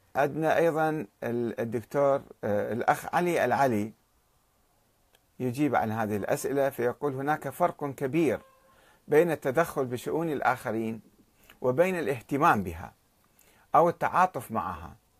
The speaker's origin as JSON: {"language": "Arabic", "country": "Iraq"}